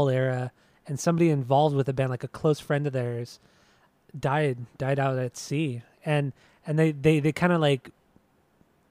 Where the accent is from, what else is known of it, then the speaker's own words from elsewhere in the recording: Southern California, United States; we're obviously from Southern California